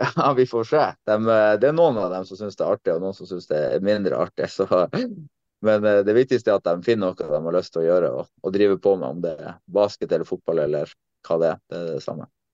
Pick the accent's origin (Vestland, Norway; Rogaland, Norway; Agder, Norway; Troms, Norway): Troms, Norway; Tromsø; moved away as an adult; also born or lived in Netherlands / Germany; Jeg kom hjem, jeg kom hjem til Tromsø 27.